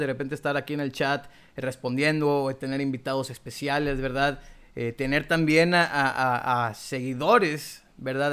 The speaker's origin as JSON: {"language": "Spanish", "town": "Monterrey", "region": "Nuevo León", "country": "Mexico", "said": "de aquí somos, bueno, pues regios"}